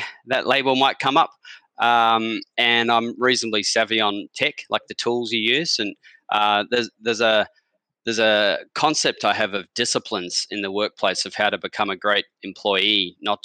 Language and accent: English; Australia; moved away as an adult; also born or lived in London / Los Angeles / Sydney; now in New Zealand; I'm actually from Australia, but I've been here since 2006, and I've lived in London and Los Angeles as well